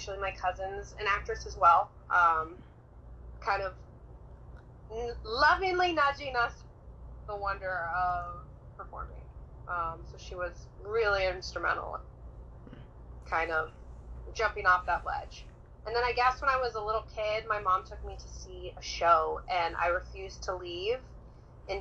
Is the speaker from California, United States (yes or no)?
yes; Santa Cruz, California, United States; now in New York City, United States; I am originally from Santa Cruz, California